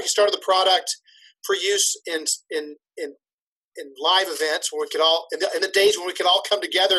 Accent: Nashville, Tennessee, United States; great to meet a fellow Nashvillian with a business.

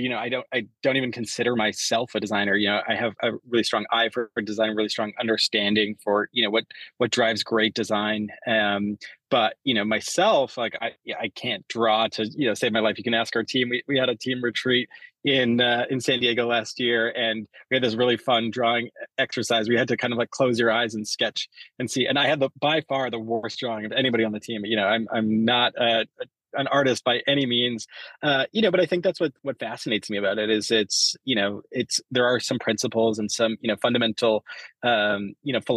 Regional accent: Canada; I grew up in Canada

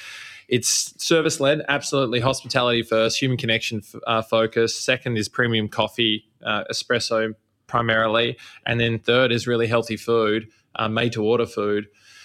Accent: Melbourne, Victoria, Australia; accent: Australian; moved away as an adult; now in New York, United States; Bluestone Lane is inspired from my hometown. I'm from Melbourne, Australia.

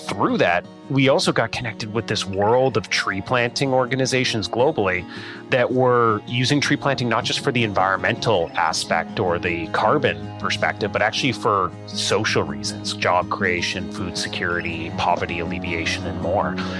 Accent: Saskatchewan, Canada; We grew up in Saskatchewan

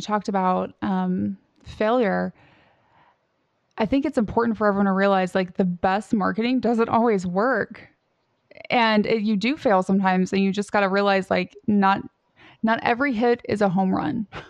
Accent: Southern Indiana, United States; I grew up in Southern Indiana

